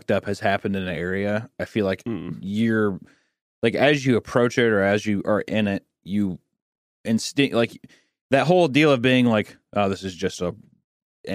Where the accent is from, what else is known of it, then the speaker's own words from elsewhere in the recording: Kearney, Missouri, United States; in my hometown I fucking hate, because it's the hometown of Jesse James